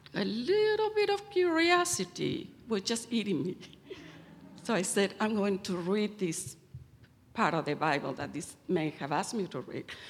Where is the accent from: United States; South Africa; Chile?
Chile; Santiago, Santiago Metropolitan Region; moved away; I was born in Santiago of Chile in South America to a well off family